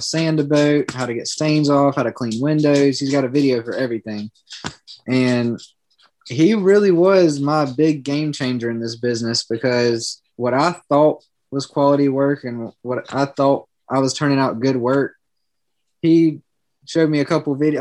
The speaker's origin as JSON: {"language": "English", "town": "Georgetown", "region": "South Carolina", "country": "United States", "tie": "born or raised there", "lives_now": "Myrtle Beach, United States", "said": "I grew up in Georgetown, South Carolina"}